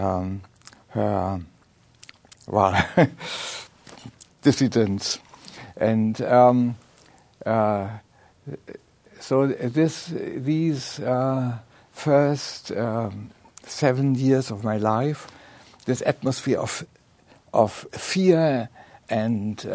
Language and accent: English; Germany; I grew up in Nazi Germany